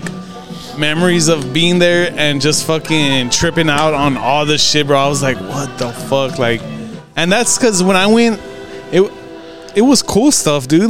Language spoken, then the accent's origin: English; Modesto, California, United States; moved away; I'm from Modesto